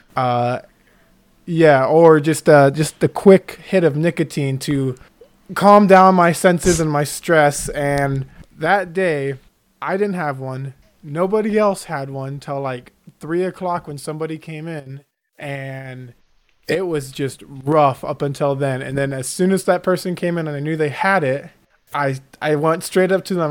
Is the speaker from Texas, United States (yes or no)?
yes; Houston, Texas, United States; I grew up in Houston